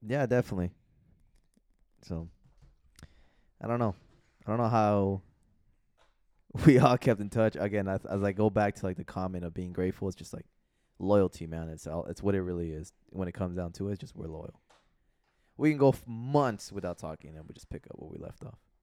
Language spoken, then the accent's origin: English; Los Angeles, California, United States; I'm from San Fernando Valley